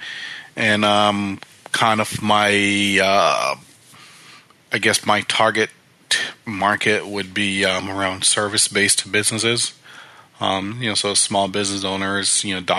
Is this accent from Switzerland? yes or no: no; Jamaica; now in United States; it started back in Jamaica, where I grew up, when my parents were small business owners